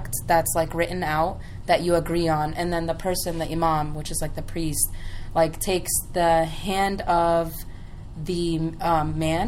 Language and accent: English; United States; My parents are Egyptian, so I grew up here in the U.S.